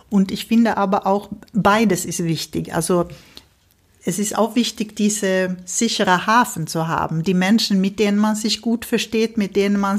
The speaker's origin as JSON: {"language": "German", "country": "Sweden", "said": "Ich habe ja als Schwedin auch meine schwedische mhm. Schulverein, wo wir uns, wo wir unsere Feste feiern, unsere Kinder äh, dazu, also helfen, zweisprachig zu werden"}